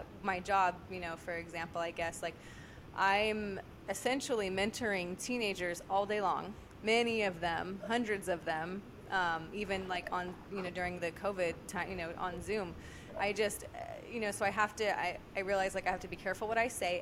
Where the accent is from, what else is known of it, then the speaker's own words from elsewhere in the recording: Merced, California, United States; moved away as an adult; also born or lived in Kansas City; now in Sacramento, United States; I'm originally from Merced, about an hour north of Fresno